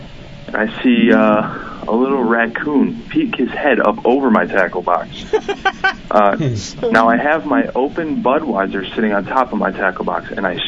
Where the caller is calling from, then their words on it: Chicago, Illinois, United States; I'm from Chicago, Illinois.